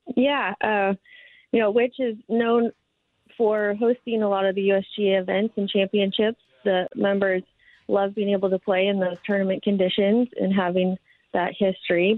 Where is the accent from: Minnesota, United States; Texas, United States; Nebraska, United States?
Minnesota, United States; also born or lived in Nevada / Portland; now in Oregon, United States; I grew up in Minnesota playing high school golf